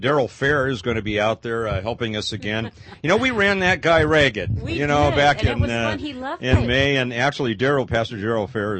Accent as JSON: {"language": "English", "town": "Los Angeles", "region": "California", "country": "United States", "tie": "born or raised there", "said": "I grew up in the Los Angeles area"}